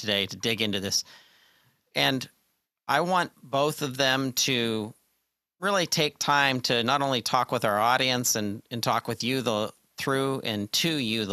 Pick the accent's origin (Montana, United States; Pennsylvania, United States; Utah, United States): Pennsylvania, United States; Pittsburgh; my hometown of Pittsburgh, Pennsylvania.